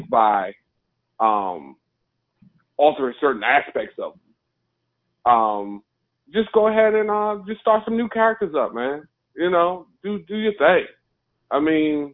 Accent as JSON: {"language": "English", "region": "New York", "country": "United States", "said": "I'm from New York"}